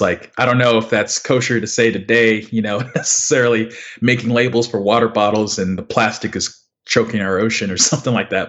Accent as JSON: {"language": "English", "town": "Houston", "region": "Texas", "country": "United States", "tie": "born or raised there", "also_born_or_lived": "The Woodlands, Texas", "lives_now": "Dallas, United States", "said": "I grew up in Houston and Westfield High School"}